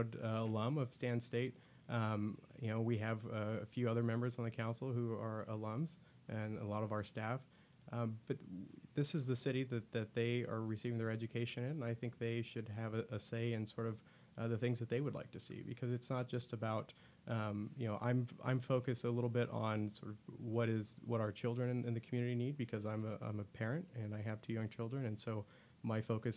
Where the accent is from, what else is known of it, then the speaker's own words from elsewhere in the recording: Turlock, California, United States; I was born and raised in Turlock, I've seen it firsthand, I've seen it grow